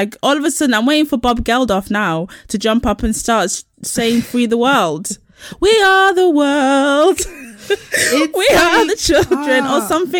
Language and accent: English; Nigeria; What about me? I'm Nigerian. What about us?